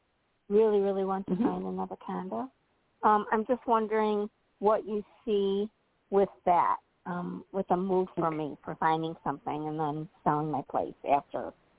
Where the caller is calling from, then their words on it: Illinois, United States; I'm calling from Illinois.